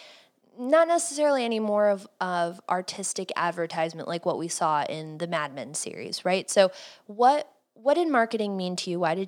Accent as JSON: {"language": "English", "town": "Cleveland", "region": "Ohio", "country": "United States", "tie": "born or raised there", "said": "I grew up in Cleveland"}